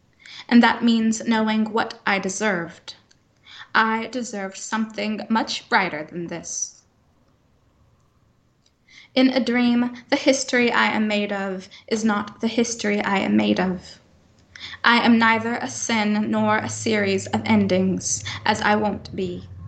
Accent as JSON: {"language": "English", "region": "the Bible Belt", "country": "United States", "tie": "born or raised there", "said": "I grew up in the Bible Belt, that kind of thing as being quite taboo."}